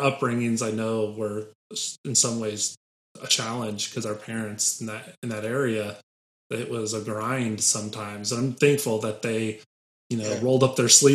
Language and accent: English; Lake Station, Indiana, United States; also born or lived in Crown Point, Indiana; I grew up in Lake Station, so I and my family lived there from the time I was in first grade to sixth grade